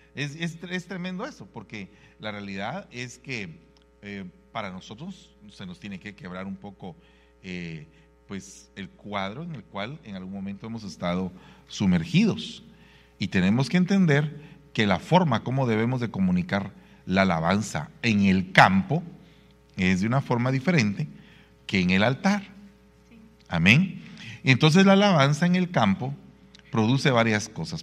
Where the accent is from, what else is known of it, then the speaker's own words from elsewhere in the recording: Guatemala; en mi país Guatemala hay una Biblia en quiché